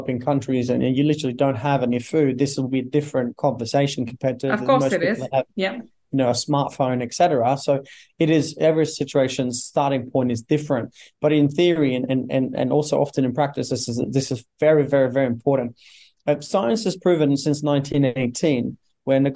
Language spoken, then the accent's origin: English; Norway; born and raised in Norway